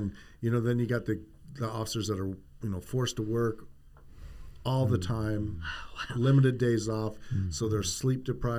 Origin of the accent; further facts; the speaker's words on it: Ohio, United States; I was born in Ohio.